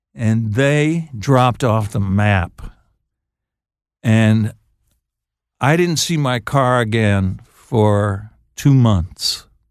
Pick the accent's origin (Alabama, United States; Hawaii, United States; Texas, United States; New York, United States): Texas, United States; West; I was raised in West Texas